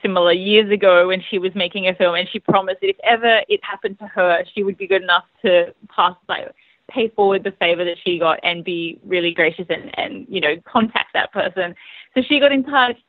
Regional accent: Australia; I'm an Australian filmmaker

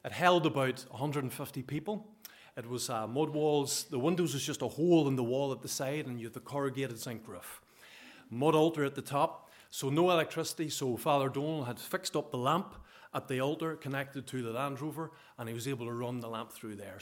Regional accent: Bellaghy, Northern Ireland, United Kingdom; also born or lived in Zambia; I come from Ballaghy in County Derry, so hopefully you understand my accent okay.

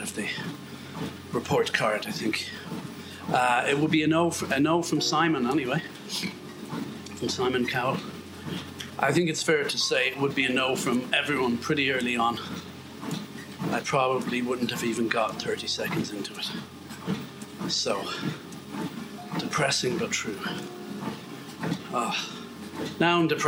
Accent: Ireland; I'm Irish.

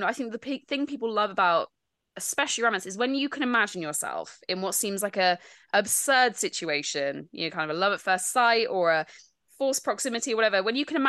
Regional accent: United Kingdom; Obviously, being British

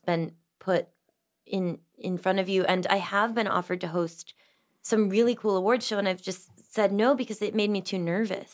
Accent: Massachusetts, United States; I grew up in Massachusetts in a big old house in the middle of the woods.

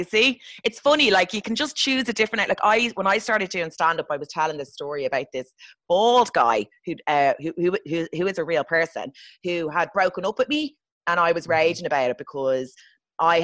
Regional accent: Ireland; moved away as an adult; also born or lived in London; as an Irish person

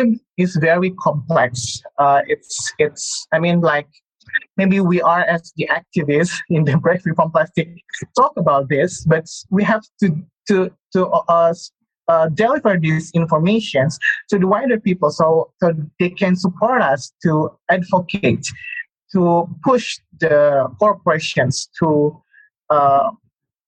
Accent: Bandung, West Java, Indonesia; In my hometown in Bandung, in West Java province

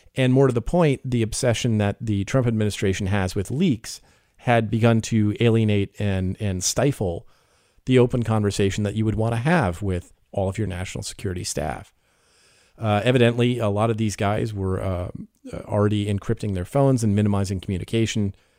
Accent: United States; I am the American journalist

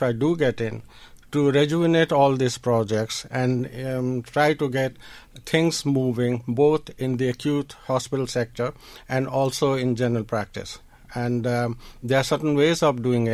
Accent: India; moved away as an adult; also born or lived in New Delhi; now in Dundalk, Ireland; I was actually born in India, but I came to Ireland in the 80s

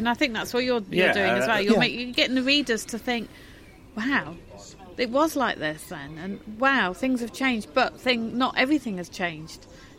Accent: Stafford, West Midlands, United Kingdom; moved away; I was brought up in Stafford and I've come back.

